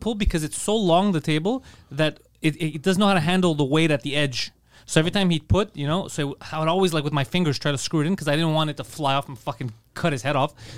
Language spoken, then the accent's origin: English; Montreal, Quebec, Canada; born or raised there